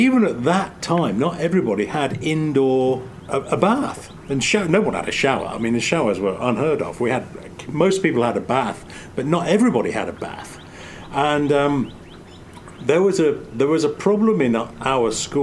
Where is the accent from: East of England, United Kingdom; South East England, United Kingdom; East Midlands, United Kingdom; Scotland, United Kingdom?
East Midlands, United Kingdom; Coalville; moved away as an adult; now in United States; where I grew up in Colville, Leicester, Nottingham, Loughborough